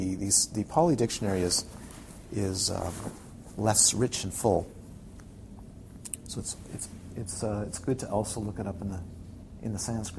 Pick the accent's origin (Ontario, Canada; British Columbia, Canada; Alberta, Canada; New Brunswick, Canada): Ontario, Canada; You can tell I'm from the Ottawa. I spent time in the Ottawa Valley.